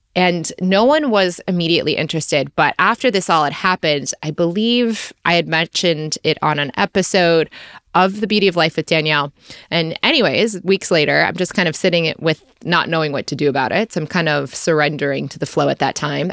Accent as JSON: {"language": "English", "country": "United States", "also_born_or_lived": "Australia", "moved": "as an adult", "said": "my tourist visa as an American"}